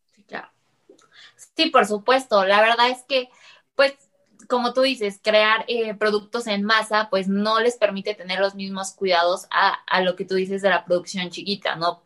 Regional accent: Mexico; como mexicano

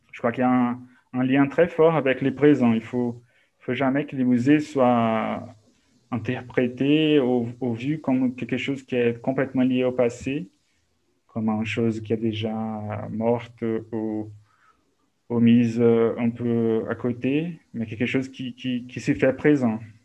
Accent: Belo Horizonte, Minas Gerais, Brazil; French is a second language; moved away as an adult; also born or lived in Coronel Fabriciano, Minas Gerais / Paris; je suis né à, à Belo Horizonte, au Barreiro, mais en fait, quand j'étais adolescent, on a déménagé au Coronel Fabriciano, no Vale do Aço, à Minas Gerais

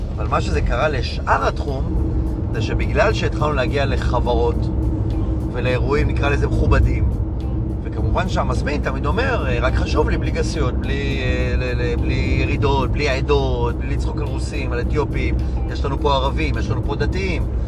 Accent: Hadera, Haifa District, Israel; כשהיינו ילדים מחדרה

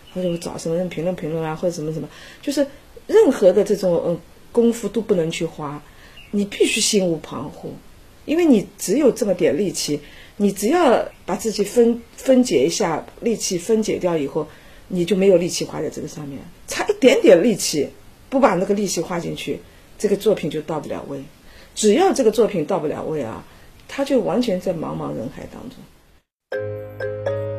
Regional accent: Hangzhou, Zhejiang, China; 我就是因为是杭州人。我小的时候就住在那个西湖边，旁边就是岳飞他们家，就是岳飞南宋西湖家，对面就是那个，那个大理寺啊。走过去十分钟就到西湖边了

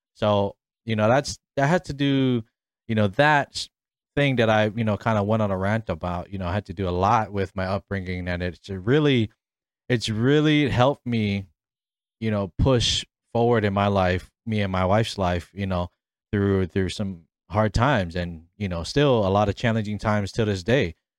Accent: Honolulu, Hawaii, United States; moved away as an adult; also born or lived in Waipahu, Hawaii / Mililani, Hawaii / Ewa Beach, Hawaii; now in Arizona, United States; I was born and raised in, uh, the beautiful islands of Hawaii, specifically on the island of Oahu, um, in my hometown, Kalehi.

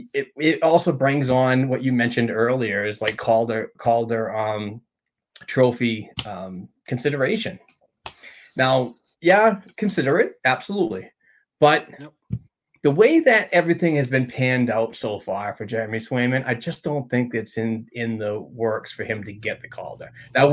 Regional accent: Sweden; You're from Alaska, I'm from Sweden, but somehow we're family.

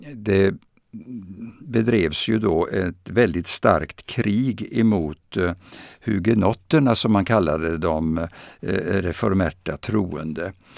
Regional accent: Vadstena, Östergötland, Sweden; moved away as an adult; also born or lived in Sens, France; när jag växte upp i Östergötland, närmare bestämt i Vadstena

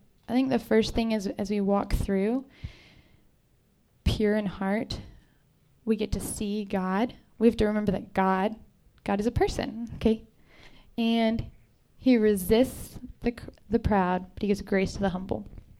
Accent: Texas, United States; Jordan and I are from Texas.

